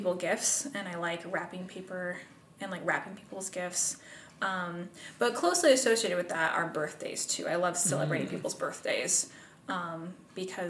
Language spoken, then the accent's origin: English; Pendleton, Indiana, United States; also born or lived in Marion, Indiana; So, I am from Indiana. I've lived here all my life. Pendleton is my hometown